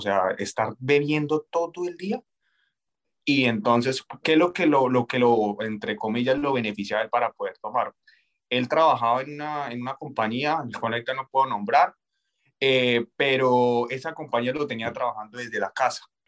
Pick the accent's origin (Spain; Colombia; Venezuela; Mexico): Colombia; moved away as an adult